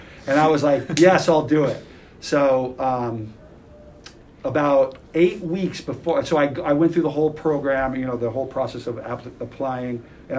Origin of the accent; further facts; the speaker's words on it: Central California, United States; my hometown in Central California, which is very agricultural